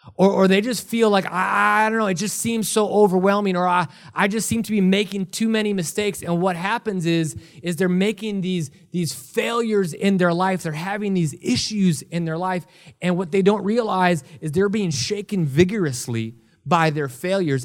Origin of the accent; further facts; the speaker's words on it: Milwaukee, Wisconsin, United States; now in Ohio, United States; I was born and raised in Milwaukee, Wisconsin.